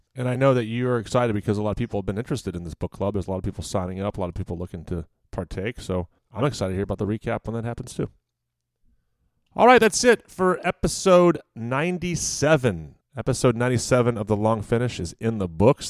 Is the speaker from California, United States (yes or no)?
no; Virginia, United States; moved away; I grew up in Virginia